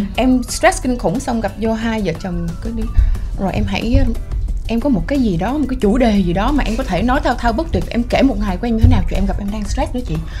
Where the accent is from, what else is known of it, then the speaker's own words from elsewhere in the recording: Biên Hòa, Đồng Nai, Vietnam; moved away; em là người Việt Nam em sinh ra và lớn lên ở đây tuy nhiên có một thời gian em sống ở nước ngoài